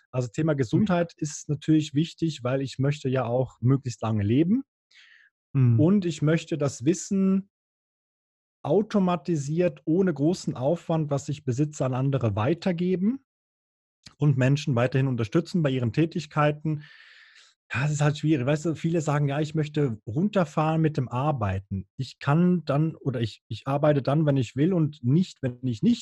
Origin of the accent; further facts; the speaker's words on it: Bern, Switzerland; Früher als Berner, Berner war ja schlimmer als Holland, da hast du äh, zwischendurch mal ein bisschen Gras geraucht